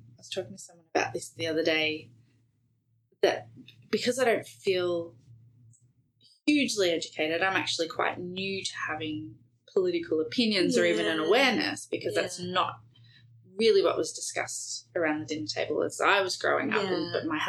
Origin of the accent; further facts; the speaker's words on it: New Zealand; So as a Kiwi and having Jacinda Ardern